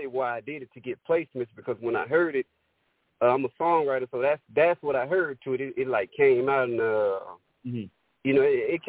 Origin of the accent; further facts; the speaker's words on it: Monroe, Louisiana, United States; also born or lived in Atlanta, Georgia; I'm actually from Monroe, Louisiana. My oldest sister's from Atlanta. But, you know, I've been back and forth there since I was, like, 9 years old.